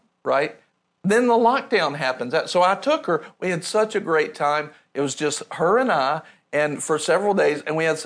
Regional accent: rural North Carolina, United States; I grew up in rural North Carolina

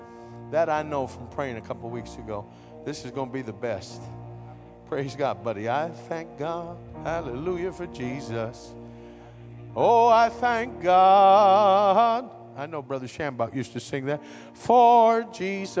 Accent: West Virginia, United States; I'm from West Virginia

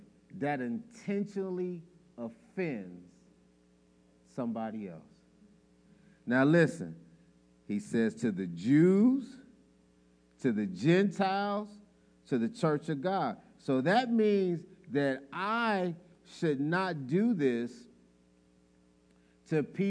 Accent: Chicago, Illinois, United States; I'm from Chicago

